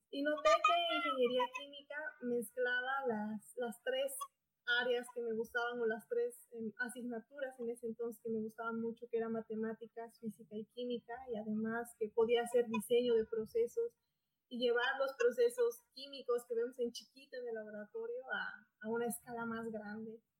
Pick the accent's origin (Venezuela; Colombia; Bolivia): Bolivia; Potosí; moved away as an adult; also born or lived in Sucre, Bolivia; now in Hermosillo, Mexico; Yo nací en la ciudad de Potosí, actualmente tengo 27 años